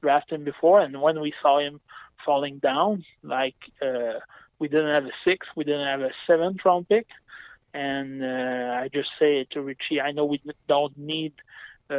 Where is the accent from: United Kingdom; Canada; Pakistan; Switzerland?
Canada; Saguenay, Quebec; I'm from Chicoutimi, and my parents were billets for the Saguenay during, I would say, close to 20 years